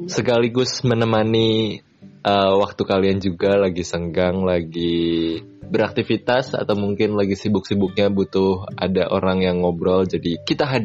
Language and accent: Indonesian; Salatiga, Central Java, Indonesia; aku ada di Salatiga di kampung halamanku